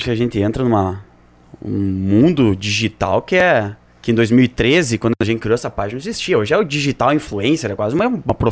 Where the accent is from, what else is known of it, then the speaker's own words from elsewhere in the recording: Santa Rosa, Rio Grande do Sul, Brazil; Eu Sou criado aqui, sou, sou de Santa Rosa